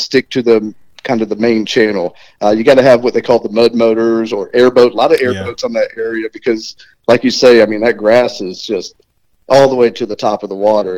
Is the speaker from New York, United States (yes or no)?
no; Tallahassee, Florida, United States; moved away as an adult; also born or lived in Alaska; I'm a Florida, North Florida, born and raised, Tallahassee